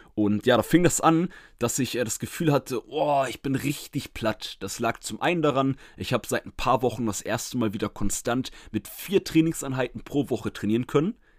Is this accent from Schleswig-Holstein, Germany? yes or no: yes; Schleswig-Holstein, Germany; Schleswig-Holstein in meiner Heimat